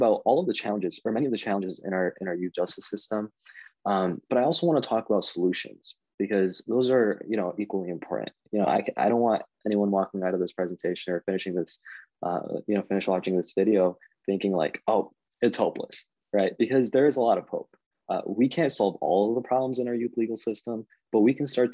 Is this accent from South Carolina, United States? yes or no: no; Canton, Michigan, United States; If you live in Canton, Michigan, which is kind of at the border of Wayne County and Washtenaw County, that's where I grew up